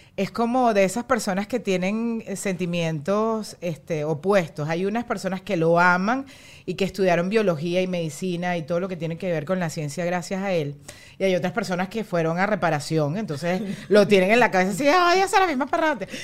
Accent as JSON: {"language": "Spanish", "country": "Venezuela", "moved": "as an adult", "lives_now": "United States", "said": "Nosotros somos súper venezolanos y fue como que nos tuvimos que ir de Venezuela"}